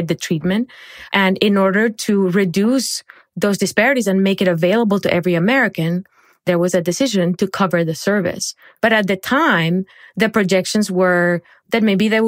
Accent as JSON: {"language": "English", "town": "Barranquilla", "region": "Atlántico", "country": "Colombia", "tie": "born or raised there", "moved": "yes", "said": "I grew up in Barranquilla, Colombia"}